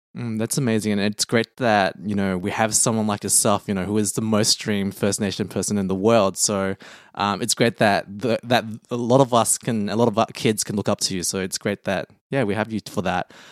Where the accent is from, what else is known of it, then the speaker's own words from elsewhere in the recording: Australia; growing up in Australia, I've never felt like a person of color